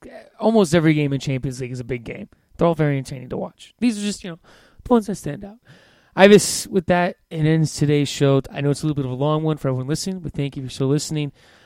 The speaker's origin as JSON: {"language": "English", "town": "Scottsdale", "region": "Arizona", "country": "United States", "tie": "born or raised there", "said": "I grew up in Scottsdale"}